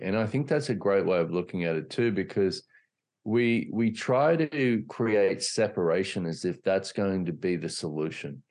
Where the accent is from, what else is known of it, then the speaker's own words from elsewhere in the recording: Australia; I grew up in Australia